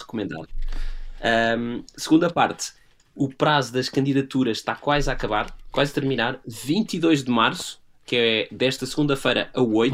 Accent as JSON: {"language": "Portuguese", "country": "Portugal"}